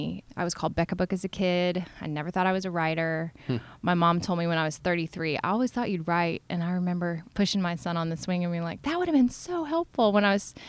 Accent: Florida, United States; born or raised there; now in New York, United States

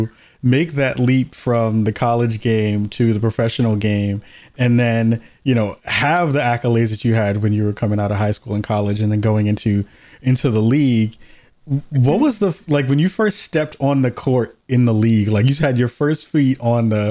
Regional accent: New York, United States; moved away; I'm from New York originally, so I grew up a Liberty fan

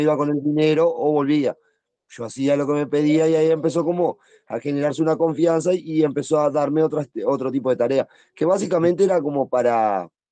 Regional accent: Montevideo, Uruguay; nací en Montevideo

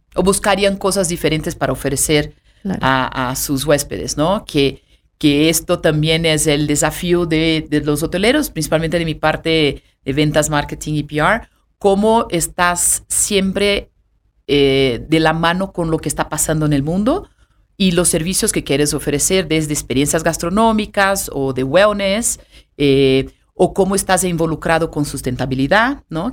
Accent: São Paulo, Brazil; first language Portuguese; Spanish is a second language; moved away as an adult; also born or lived in Cancún, Mexico / Mexico City, Mexico / France / Switzerland; now in Mexico; nací en Sao Paulo

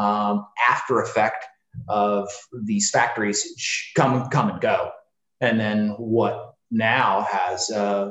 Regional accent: Springfield, Illinois, United States; also born or lived in Peoria, Illinois; I was born and raised in the Springfield area, and then moved around a little bit in Illinois

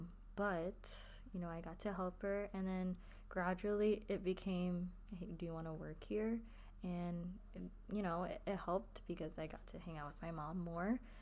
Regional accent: United States; we're American, like, you know. We were born here

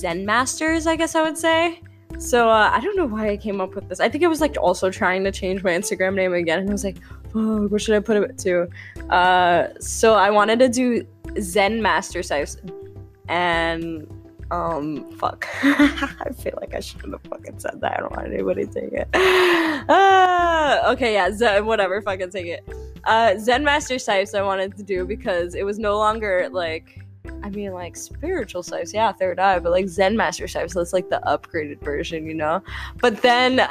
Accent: New York, United States; I'm from New York

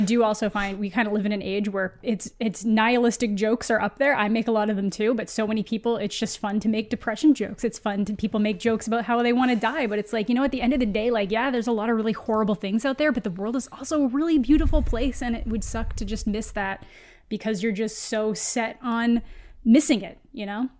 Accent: Canada; as a Canadian

